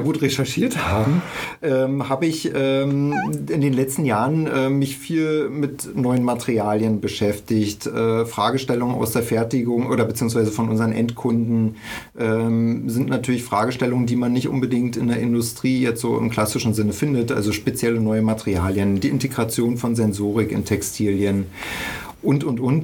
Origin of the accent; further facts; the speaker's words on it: Berlin, Germany; ich bin in der DDR groß geworden, also in Ostberlin.